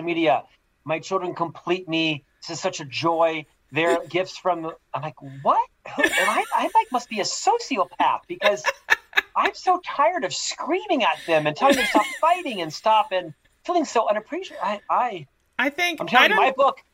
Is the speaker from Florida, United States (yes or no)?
yes; Orlando, Florida, United States; moved away as an adult; also born or lived in Provo, Utah / London / Chicago; now in Salt Lake City, United States; I'm originally from Florida. I was born and raised in Orlando, Florida, lived there the first literally half of my life